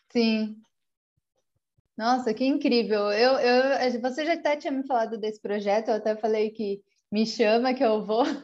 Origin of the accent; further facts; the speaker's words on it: Brazil; moved away as an adult; quando eu saí do Brasil